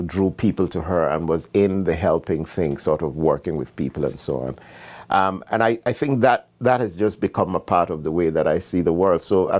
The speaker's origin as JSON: {"language": "English", "country": "Jamaica", "tie": "born or raised there", "also_born_or_lived": "Canada", "moved": "as an adult", "said": "finally would leave Jamaica to study in Canada, I was in my mid to late 20s. So I was fully ensconced as a Jamaican, but of course with the all constant knowledge that my home is Ghana."}